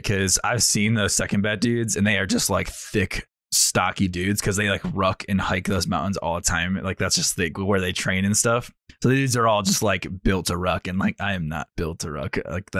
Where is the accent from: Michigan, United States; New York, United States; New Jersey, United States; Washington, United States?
Washington, United States; Fort Lewis; born there; I was born in Fort Lewis, formerly, it's, you know, Joint Base McCord or whatever it is now, but I was born on Fort Lewis.